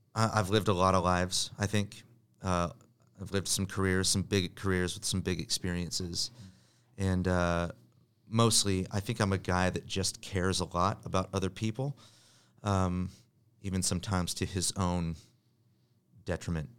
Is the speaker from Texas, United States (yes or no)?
no; Bay Area of California, United States; also born or lived in Richland, Washington; Moved to the Bay Area of California. My dad took another pastoring job, so I grew up